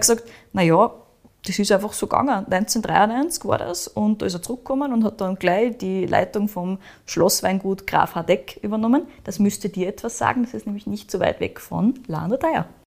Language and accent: German; Upper Austria, Austria; bei uns in Oberösterreich